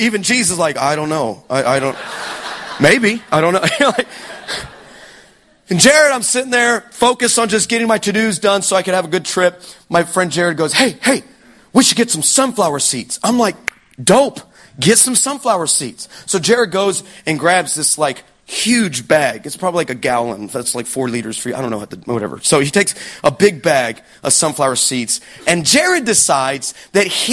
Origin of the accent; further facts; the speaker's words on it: Texas, United States; I'm from Texas. I'm in America.